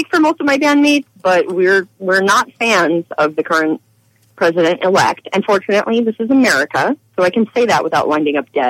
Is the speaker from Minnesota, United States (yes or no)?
no; Boston, Massachusetts, United States; now in Minneapolis, United States; that's my hometown.